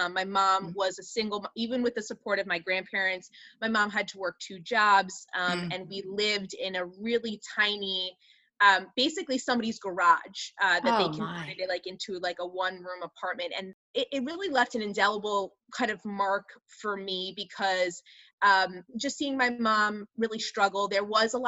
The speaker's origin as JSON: {"language": "English", "town": "Huntington", "region": "New York", "country": "United States", "tie": "born or raised there", "also_born_or_lived": "Chicago area", "moved": "as an adult", "said": "I'm originally from New York. I grew up on Long Island"}